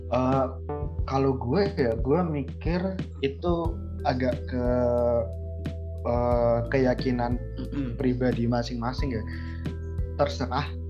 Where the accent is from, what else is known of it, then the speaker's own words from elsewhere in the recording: Java, Indonesia; gua dari Jawa